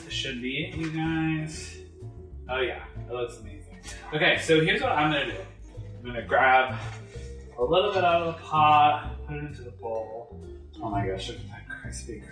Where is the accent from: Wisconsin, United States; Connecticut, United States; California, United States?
Connecticut, United States; I grew up having them in our local Portuguese bakery in my hometown in Connecticut